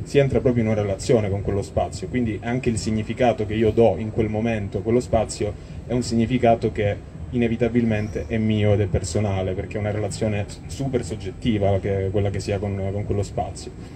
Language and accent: Italian; Calabria, Italy; in quanto calabresi, in quanto, eh, persone che vivono nel sud Italia.